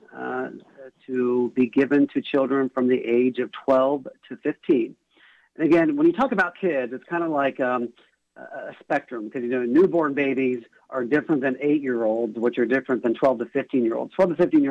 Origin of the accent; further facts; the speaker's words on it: Tuscarawas County, Ohio, United States; I'm from a rural county. I was born in Tuscarawas County, north of the Athens County area, and I have a lot of family and friends there